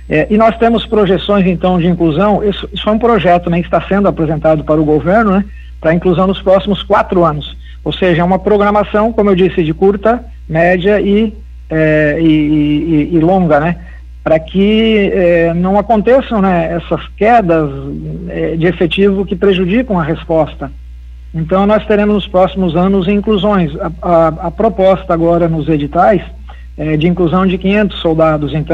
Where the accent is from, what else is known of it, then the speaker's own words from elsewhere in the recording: Santa Catarina, Brazil; also born or lived in Criciúma; eu sou da Serra Catarinense, mas eu estudei um bom tempo aí em Criciúma